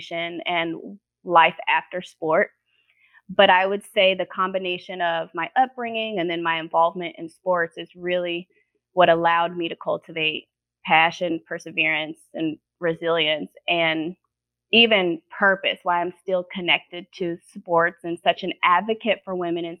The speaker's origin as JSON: {"language": "English", "region": "Indiana", "country": "United States", "tie": "born or raised there", "said": "I was born in Indiana to my mom is white and my dad is black"}